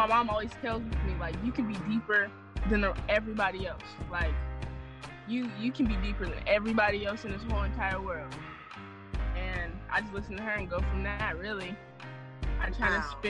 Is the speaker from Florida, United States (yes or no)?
no; San Diego, California, United States; I'm from San Diego, California